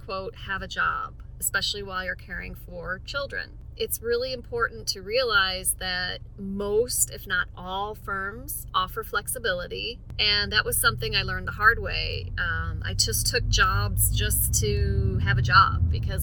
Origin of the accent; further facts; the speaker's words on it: Sylvania, Ohio, United States; also born or lived in New Mexico; now in Lexington, United States; I am currently practicing in Lexington, Kentucky, although I'm originally from Sylvania, Ohio